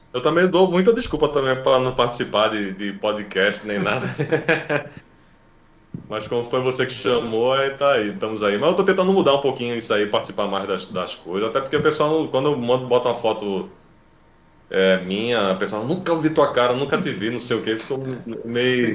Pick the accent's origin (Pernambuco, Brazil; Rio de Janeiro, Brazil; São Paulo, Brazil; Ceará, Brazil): Pernambuco, Brazil; Recife; eu sou de, de Recife